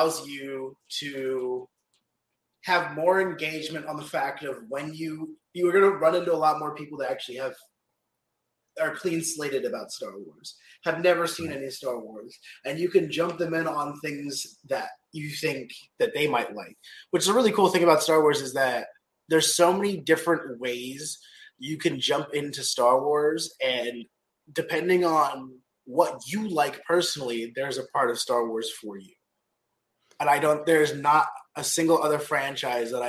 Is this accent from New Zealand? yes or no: yes; New Zealand; now in United States; when I grew up in New Zealand